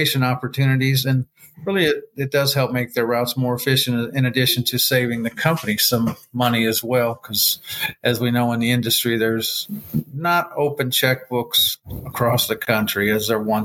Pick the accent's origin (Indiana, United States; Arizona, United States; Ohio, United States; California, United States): Indiana, United States; Gary; now in Atlanta, United States; I grew up in Gary, Indiana